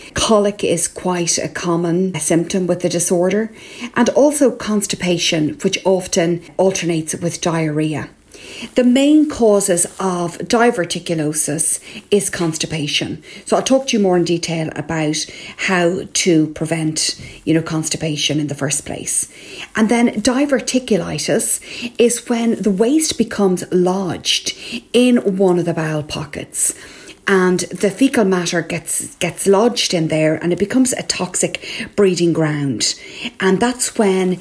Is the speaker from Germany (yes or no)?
no; Ireland